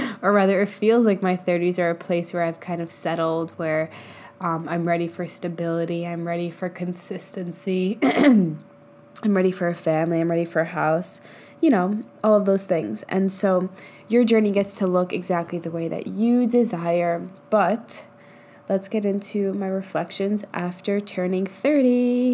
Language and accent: English; New York, United States; moved away as an adult; I grew up in New York for the first 23, 24 years of my life